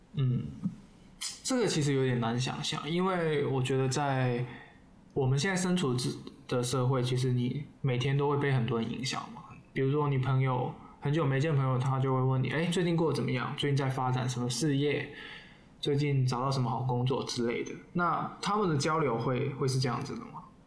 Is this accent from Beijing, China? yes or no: no; Guangdong, China; now in Taipei, Taiwan; 我作为广东人